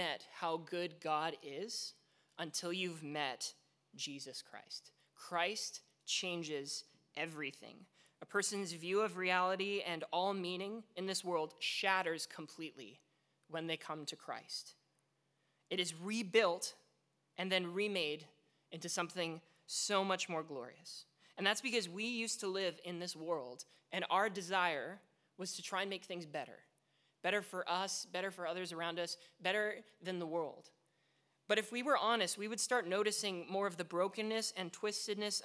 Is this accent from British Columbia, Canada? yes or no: yes; Vancouver, British Columbia, Canada; moved away; I grew up in Vancouver